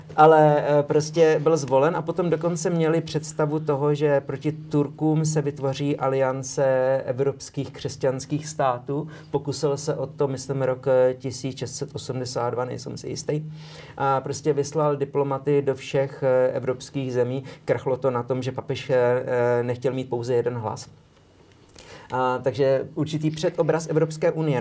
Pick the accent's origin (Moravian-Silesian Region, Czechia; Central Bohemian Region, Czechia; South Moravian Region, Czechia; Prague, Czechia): Prague, Czechia; first language Czech; moved away as an adult; now in Slovakia; v Praze na Žižkově, kam jsem chodil na gymnázium